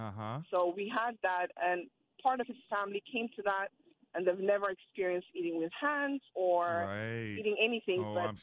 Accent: Ethiopia; moved away; I come from Ethiopia

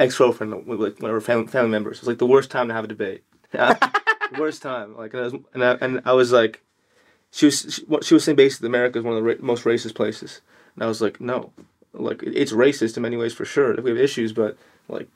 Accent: London, United Kingdom; now in United States; I grew up in London

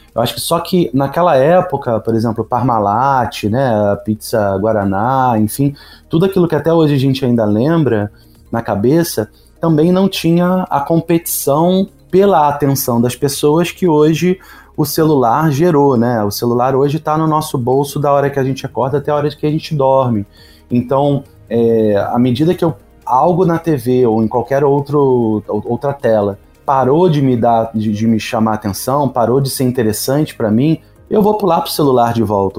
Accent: Rio de Janeiro, Brazil; Sou carioca

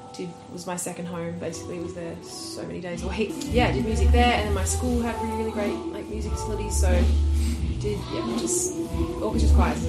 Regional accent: Central Coast, New South Wales, Australia; also born or lived in Sydney; I grew up on the Central Coast.

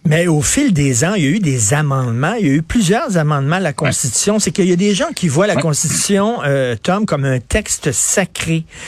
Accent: Canada; moi, je suis un Canadien, je suis pas un Américain

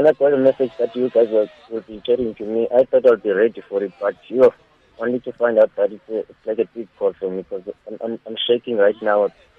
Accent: Eastern Cape, South Africa; I'm from the Eastern Cape.

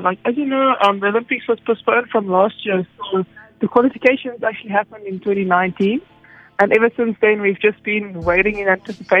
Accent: Western Cape, South Africa; I had a wetsuit first because I grew up in the Western Cape.

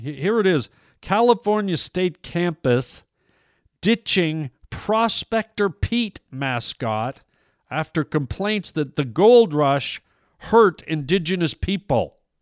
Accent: Canada; I'm Canadian

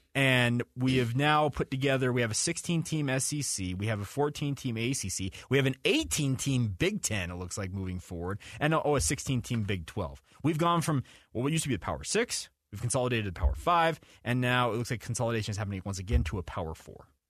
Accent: Western United States, United States; I'm a kid that's born and raised in the Western United States.

